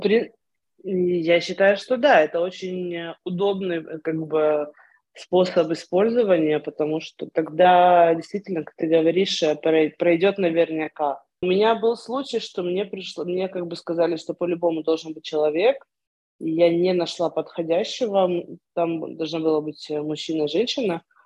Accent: Ukraine; moved away as an adult; also born or lived in Moscow, Russia; now in Israel; Я с 13 лет э, училась э, в еврейской религиозной школе в Украине

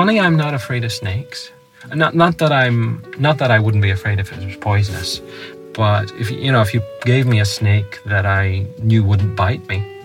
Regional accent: Northern Ireland, United Kingdom; They knew I was from Northern Ireland, didn't they?

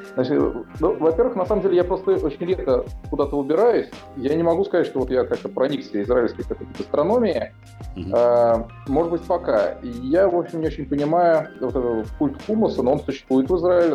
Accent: Samara Oblast, Russia; moved away as an adult; now in Haifa, Israel; мне как уроженцу Самарской области

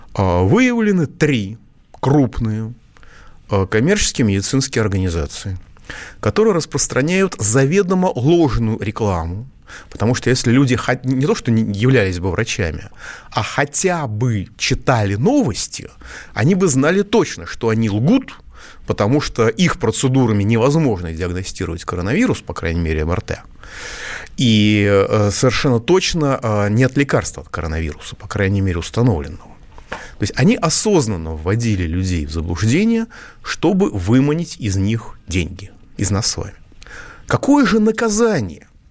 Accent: Moscow, Russia; я как москвич

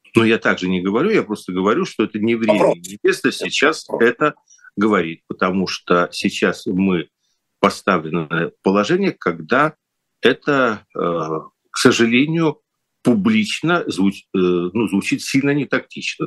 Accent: Kyiv, Ukraine; moved away; в Киев что для меня ну родной

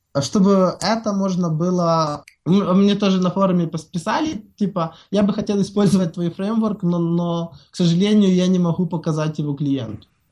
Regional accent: Ukraine; Я сам из Украины

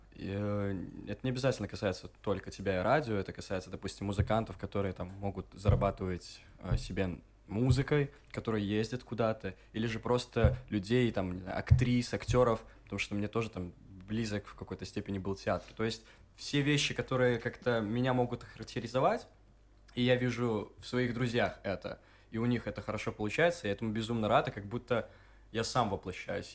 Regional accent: Gomel, Gomel Region, Belarus; moved away as an adult; also born or lived in Minsk; я парень из Гомеля

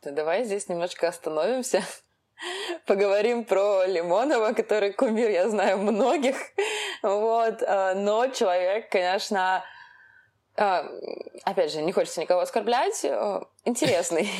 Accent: Russia; Мы, как бы, родились в России, у нас это гражданство. Мы россияне, но мы не все русские. Ну, то есть вот я русская

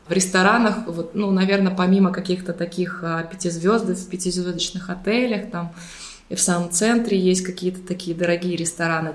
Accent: Saint Petersburg, Russia; moved away as an adult; also born or lived in Budapest, Hungary; now in Limassol, Cyprus; Мы оба из Питера.

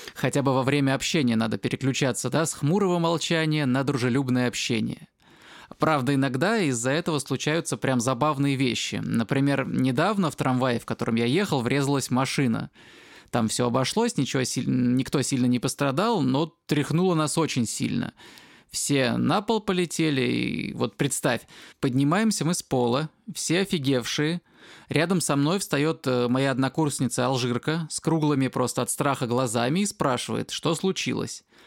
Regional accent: Russia; now in Spain; я из России

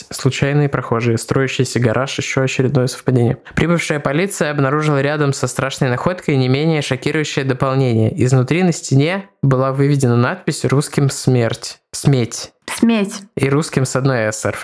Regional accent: Noyabrsk, Yamalo-Nenets Autonomous Okrug, Russia; что именно в Ямало-Ненецком автономном округе в городе Ноябрьск, откуда я родом.

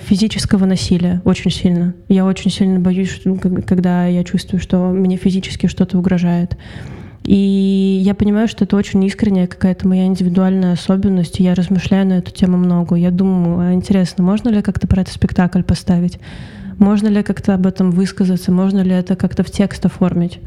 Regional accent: Russia; moved away as an adult; also born or lived in Saint Petersburg; now in Tbilisi, Georgia; я э, россиянка

